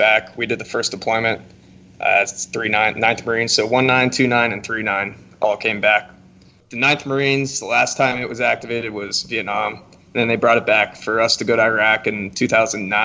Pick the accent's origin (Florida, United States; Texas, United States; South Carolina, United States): Florida, United States; Fort Myers; now in Orlando, United States; I grew up in Southwest Florida, Fort Myers area